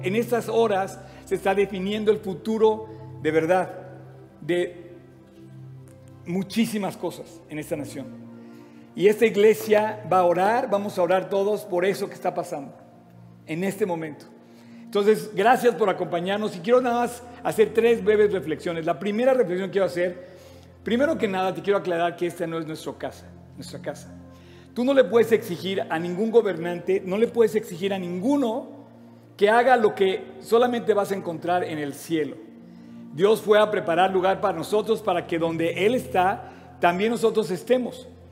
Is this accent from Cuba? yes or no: no; Mexico; aquí en México pisando esta nación donde tú permitiste que naciéramos